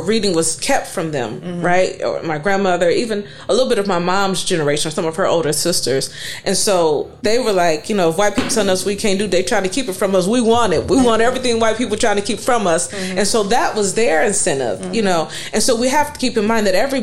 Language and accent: English; East Cleveland, Ohio, United States; moved away; also born or lived in New Orleans; I grew up in East Cleveland where it was poor